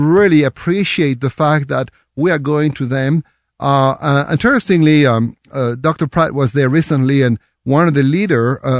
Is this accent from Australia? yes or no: no; France; accent: French; English is a second language; now in United States; they like my accent, my French accent. Actually, they say it's kind of a the middle of the road. You know, actually, I don't have an accent.